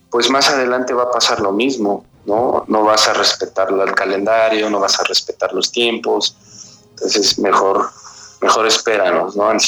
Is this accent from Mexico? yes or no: yes; Mexico; Ahí aclarar que como, buenos mexicanos, este, el 12 de julio a las 10, 11 de la noche me marcan